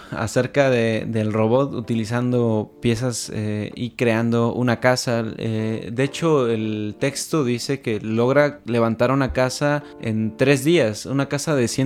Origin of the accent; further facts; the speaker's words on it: Mexico; Actualmente no solo somos mexicanos